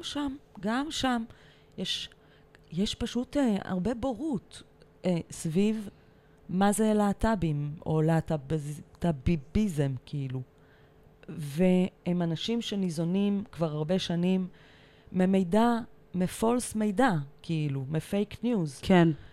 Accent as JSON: {"language": "Hebrew", "town": "Tel Aviv", "region": "Tel Aviv District", "country": "Israel", "tie": "born or raised there", "said": "אני תל אביבית בורן אנד רייז. גדלתי בצפון תל אביב"}